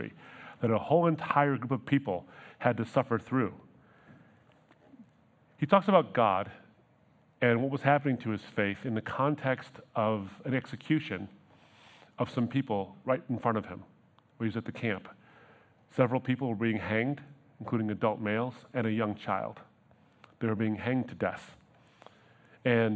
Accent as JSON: {"language": "English", "town": "Troy", "region": "Michigan", "country": "United States", "tie": "born or raised there", "said": "We grew up in Troy"}